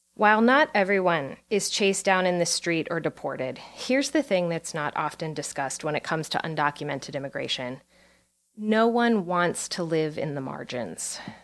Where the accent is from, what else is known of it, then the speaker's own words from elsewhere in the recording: Pennsylvania coal country, United States; moved away; I was born in Pennsylvania coal country